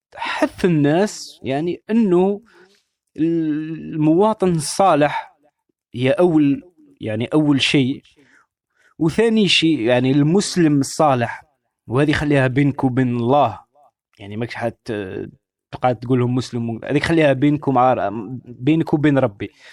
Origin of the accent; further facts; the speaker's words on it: Algeria; كلنا كجزائريين كمغاربة كعرب